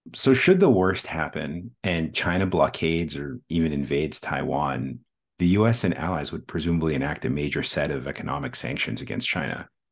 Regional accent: Canada; now in Washington, D.C., United States; I was born in Canada

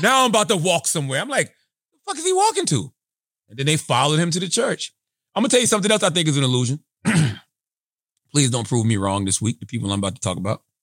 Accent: South Carolina, United States; moved away as an adult; now in New York, United States; my experiences growing up in South Carolina in a rural area and also living in New York since two thousand six

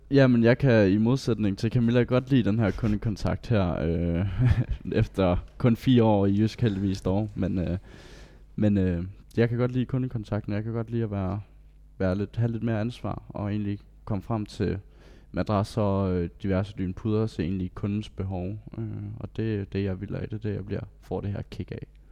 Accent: Bellinge, Southern Denmark, Denmark; jeg er 19 år gammel, og jeg kommer fra Bellinge

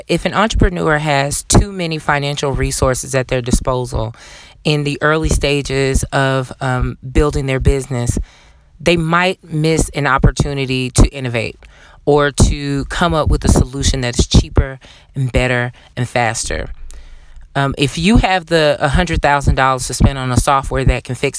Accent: the South, Southern United States, United States; being a Southerner myself

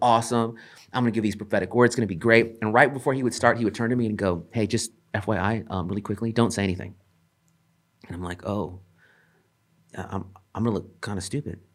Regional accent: El Centro, California, United States; I grew up in a town called El Centro

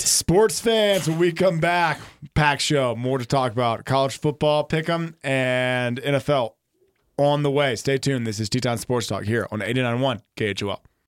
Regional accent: Deep South, United States; From the Deep South.

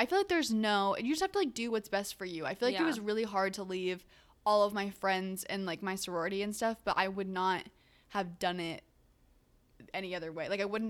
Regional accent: Kansas, United States; because I'm like from Kansas, yeah. So I was getting I get in-state tuition

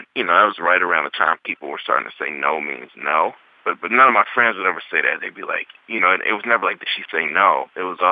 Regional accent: Mississippi, United States; as a young person growing up in Mississippi

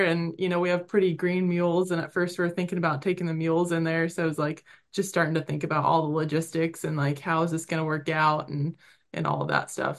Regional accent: Oregon, United States; moved away; also born or lived in Idaho / Colorado; growing up in Oregon

